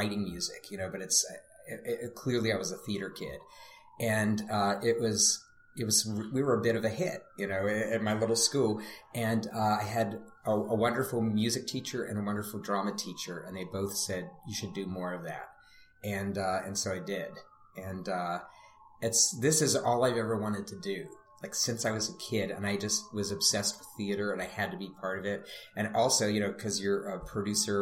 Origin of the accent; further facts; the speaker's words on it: Pittsburgh, Pennsylvania, United States; I grew up in Pittsburgh